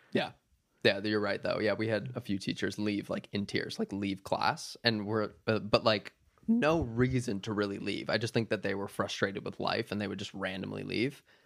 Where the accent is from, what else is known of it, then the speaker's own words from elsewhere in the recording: Minnesota, United States; moved away; also born or lived in Wisconsin; I was born in Wisconsin, but I grew up, like, two hours south of, uh, the Saint Paul area, right on kinda, like, the corner of Wisconsin, Minnesota, and Iowa